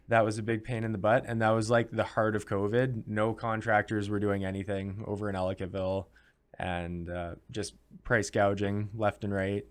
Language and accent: English; Canada; as a Canadian